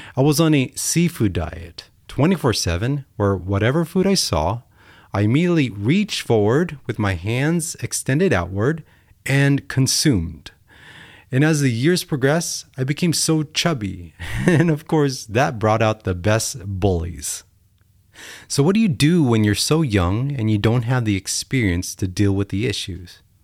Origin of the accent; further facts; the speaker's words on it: United States; Being American is amazing